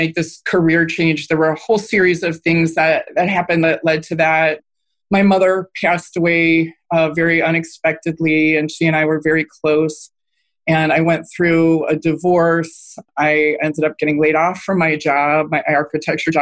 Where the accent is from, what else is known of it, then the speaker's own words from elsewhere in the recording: Cleveland, Ohio, United States; moved away as an adult; also born or lived in New York City, United States / Washington, D.C. area, United States; my hometown of Cleveland